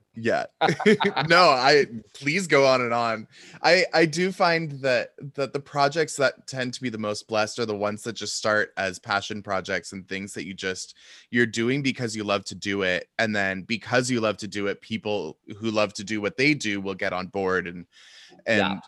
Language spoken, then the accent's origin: English; Seattle, Washington, United States; I grew up in Seattle and so I kind of grew up in that the West Coast liberal bubble